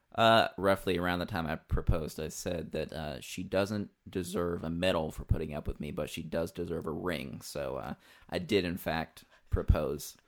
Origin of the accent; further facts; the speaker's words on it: southeastern Kentucky, United States; I grew up in southeastern Kentucky